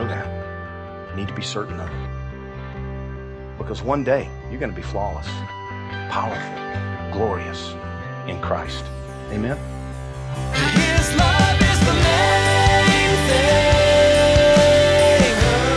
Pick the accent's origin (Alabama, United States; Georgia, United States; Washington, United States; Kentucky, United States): Georgia, United States; I grew up in Georgia.